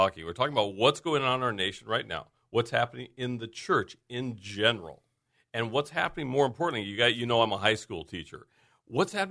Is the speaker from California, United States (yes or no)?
yes; Lemon Grove, California, United States; moved away; a born and raised boy from Lemon Grove